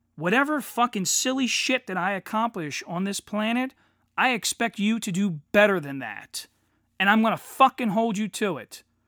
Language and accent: English; United States; now in Delaware County, Pennsylvania, United States; as an American